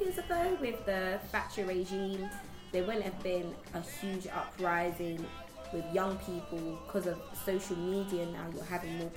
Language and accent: English; Ghana; now in United Kingdom; I'm Ghanaian